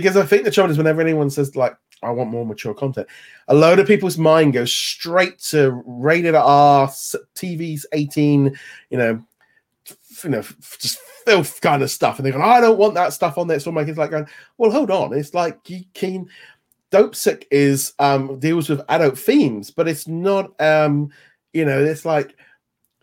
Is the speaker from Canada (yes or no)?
no; United Kingdom